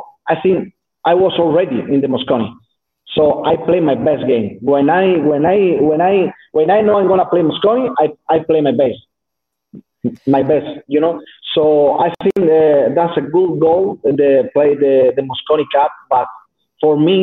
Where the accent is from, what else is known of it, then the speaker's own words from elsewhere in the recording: southern Spain, Spain; English is a second language; moved away as an adult; now in North Spain, Spain; I'm from South Spain. So I moved to North Spain because I have a new sponsor, new manager